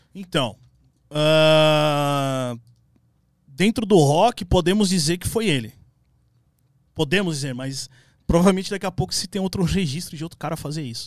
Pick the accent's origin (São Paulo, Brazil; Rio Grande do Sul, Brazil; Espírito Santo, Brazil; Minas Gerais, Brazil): São Paulo, Brazil; Minha primeira bandinha era com os caras ali do, do, do, Cangaíba, que eu sou da, da, Zona Leste. E aí eu nasci na Penha